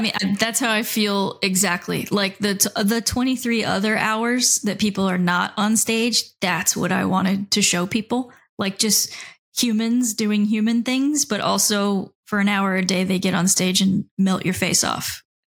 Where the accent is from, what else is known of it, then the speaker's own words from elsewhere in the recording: South Florida, United States; I came from the South Florida scene, I, I guess you could call it, and Miami and Fort Lauderdale and West Palm